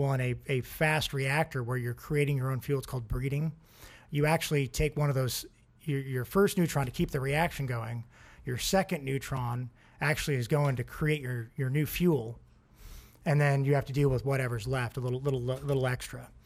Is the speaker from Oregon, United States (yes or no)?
yes; Oregon, United States; I grew up in Oregon.